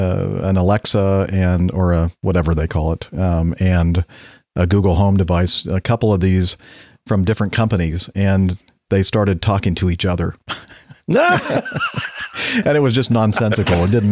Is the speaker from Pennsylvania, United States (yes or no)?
no; Minneapolis, Minnesota, United States; For myself, growing up in the Minneapolis area and a son of a current pilot at Acme Regional